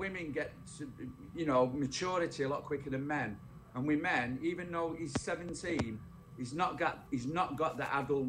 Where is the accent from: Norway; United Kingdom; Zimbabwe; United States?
United Kingdom; England; I'm from England.